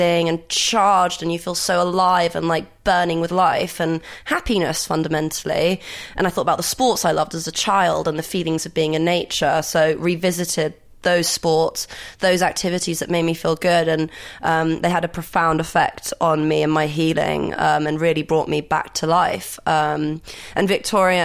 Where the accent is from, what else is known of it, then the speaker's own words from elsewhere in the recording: Greece; I grew up in Greece